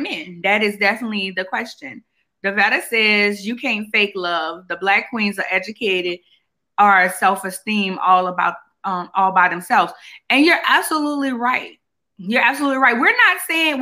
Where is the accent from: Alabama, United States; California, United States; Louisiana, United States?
Louisiana, United States; New Orleans; I'm from New Orleans